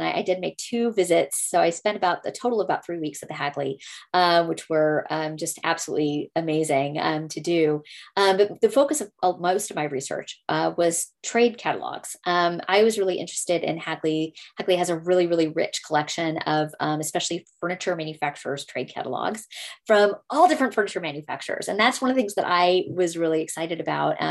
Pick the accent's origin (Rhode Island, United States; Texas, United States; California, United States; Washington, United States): Texas, United States; I'm from Texas